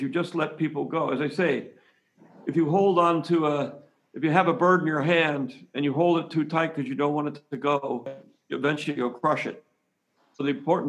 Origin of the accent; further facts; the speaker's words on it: San Francisco, California, United States; I'm from California. I'm from San Francisco, the Zen Buddhism capital of the United States.